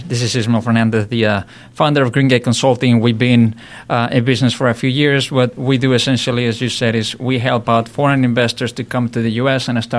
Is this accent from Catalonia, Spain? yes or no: no; Madrid, Community of Madrid, Spain; moved away as an adult; also born or lived in Florida, United States / Atlanta, United States; now in United States; I'm originally from Spain, from Madrid. I came to the U.S. in 1997 to become an engineer.